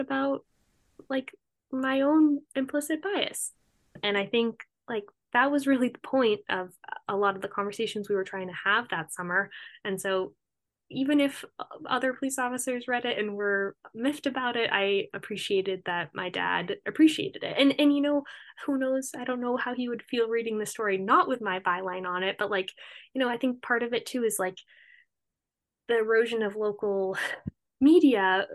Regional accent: Cape Cod, Massachusetts, United States; moved away; also born or lived in Rhode Island; I'm from Cape Cod originally

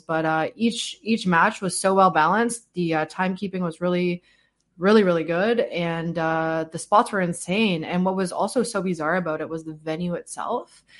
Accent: Canada; as a Canadian

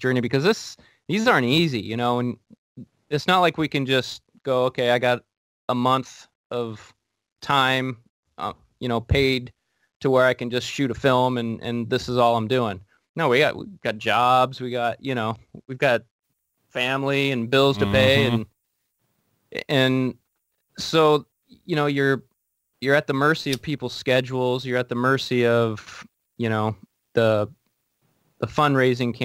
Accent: Portland, Oregon, United States; now in Washington, United States; I'm from Portland. I'm a Portland-based actor

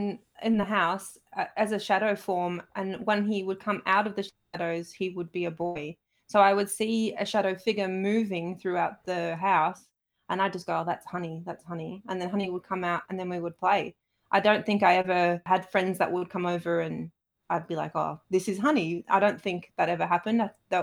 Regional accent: Saltaire, Yorkshire and the Humber, United Kingdom; So I grew up in Saltaire, which is a small town in Bradford, up in Yorkshire.

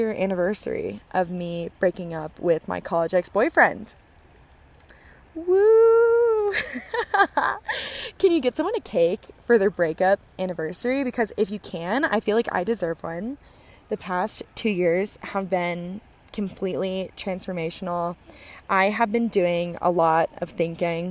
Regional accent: Phoenix, Arizona, United States; also born or lived in Los Angeles, California; I'm from Phoenix, so I'm used to flying into Sky Harbor. I'm also from LA, so I'm used to flying out of LAX.

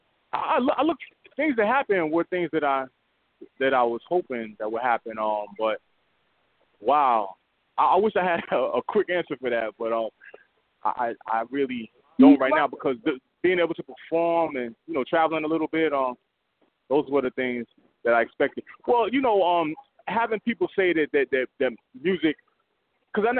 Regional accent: New York City, New York, United States; I'm from the Bronx, New York

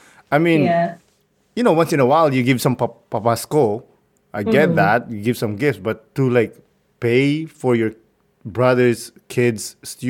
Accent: Philippines; And it's actually something that I'm really proud of being Filipino.

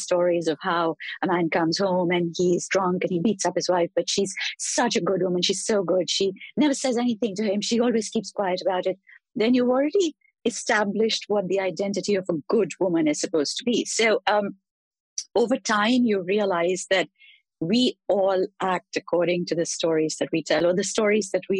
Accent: India; having been born in India, grown up in India

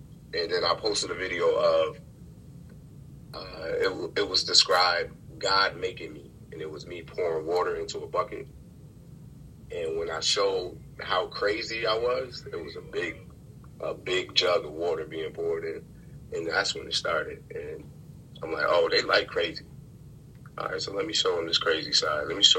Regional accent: Rochester, New York, United States; Rochester, New York.

